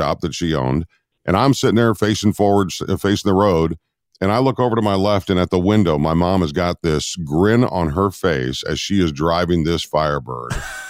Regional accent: Rochester, Minnesota, United States; moved away; I'm 16 years old in my $200 piece of crap driving across my hometown of Rochester, Minnesota.

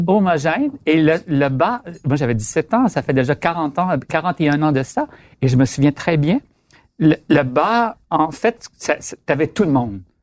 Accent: Quebec, Canada; je viens du Lac-Saint-Jean, pour commencer, très nationaliste

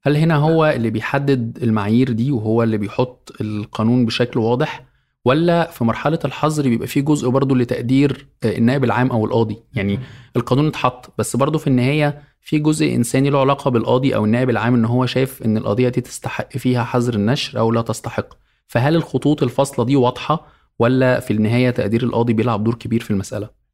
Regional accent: Egypt; عندنا في مصر

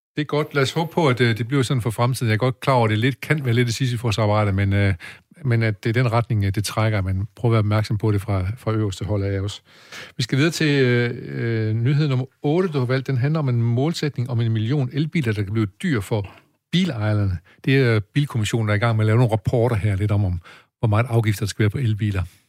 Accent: Denmark; oppe i høj, hvor jeg er vokset op

